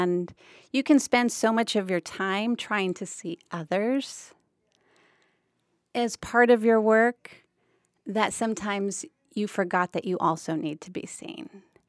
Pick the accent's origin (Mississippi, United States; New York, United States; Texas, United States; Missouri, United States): Texas, United States; McAllen; now in Brownsville, United States; Well, so I'm a border native. I was born in Harlingen, raised in McAllen, and now I live in Brownsville. But I left for many years. I was gone for almost 18 years before returning home.